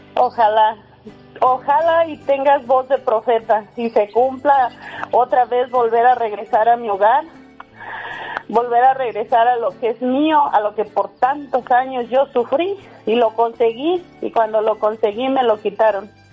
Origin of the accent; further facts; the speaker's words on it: El Guaje, Michoacán, Mexico; moved away as an adult; now in United States; Soy de La Guaje, Michoacán, municipio